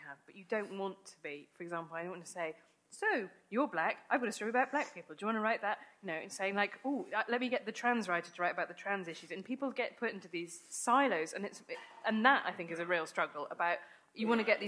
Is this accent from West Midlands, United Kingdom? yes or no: yes; Worcester, West Midlands, United Kingdom; when I watched Friends growing up in Worcester